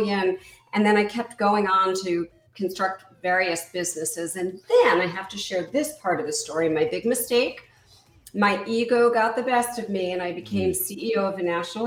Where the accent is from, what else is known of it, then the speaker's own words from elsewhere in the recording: East Coast, United States; moved away as an adult; also born or lived in Midwest; I grew up in the East Coast